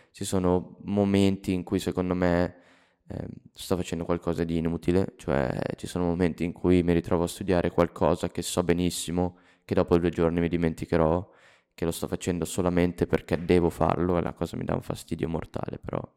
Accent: Milan, Lombardy, Italy; born there; nasco a Milano, mi muovo in una città famosa per Berlusconi, diciamo

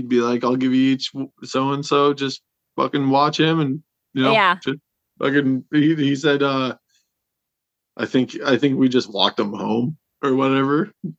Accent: Wishek, North Dakota, United States; born or raised there

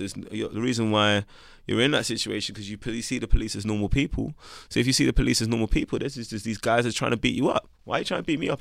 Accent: London, United Kingdom; But growing up in Camden Town is where I come from

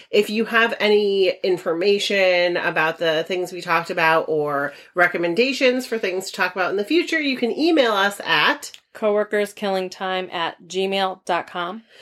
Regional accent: Netherlands; because I grew up in Holland

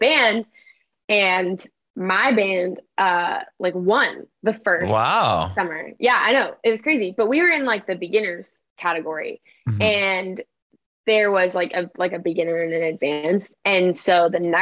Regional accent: Northern Colorado, United States; born or raised there; also born or lived in Valencia, California; now in Nashville, United States

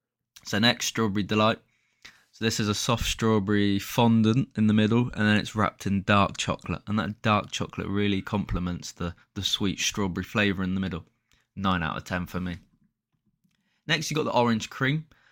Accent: Halifax, Yorkshire and the Humber, United Kingdom; born there; So that was where I was born. So I was born in Halifax. Didn't live there long, mind you, but nice little point there.

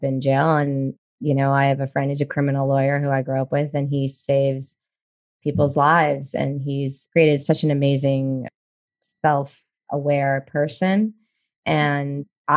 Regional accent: Baltimore, Maryland, United States; moved away as an adult; also born or lived in New York / New Jersey / Charleston, South Carolina / Amelia Island, Florida; I grew up in Baltimore

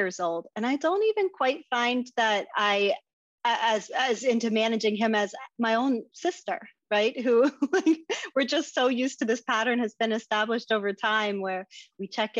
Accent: Hershey, Pennsylvania, United States; now in New York, United States; I'm from maybe a medium sized town, Hershey, Pennsylvania. It's where the chocolate's from

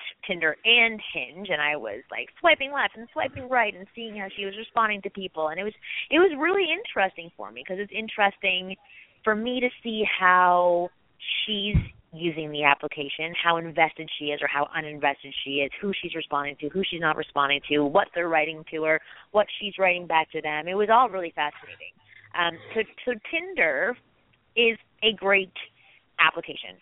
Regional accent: Toronto, Ontario, Canada; now in Los Angeles, United States; I'm from Toronto originally, and I moved here 11 years ago.

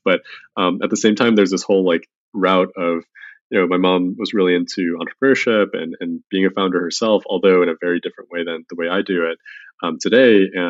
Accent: Chicago, Illinois, United States; moved away as an adult; also born or lived in Boston / San Francisco; So I grew up in Chicago in a small suburb. My parents were first generation immigrants from China, and I grew up there. Went to school out in a small school called Babson in Boston.

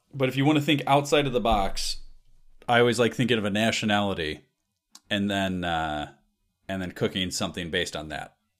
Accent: Chicago, Illinois, United States; I'm from Chicago area

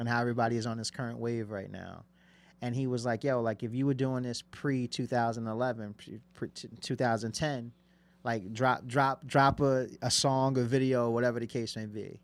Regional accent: Passaic, New Jersey, United States; where I'm from, I'm from Passaic, New Jersey.

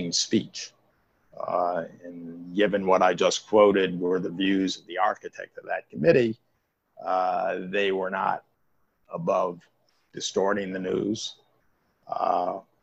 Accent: Providence, Rhode Island, United States; I grew up in Providence

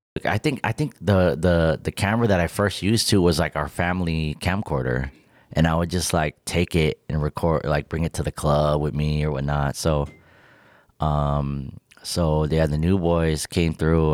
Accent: Victorville, California, United States; moved away as an adult; also born or lived in Rancho Cucamonga, California / North Hollywood, California; now in Las Vegas, United States; born and raised in Victorville, California

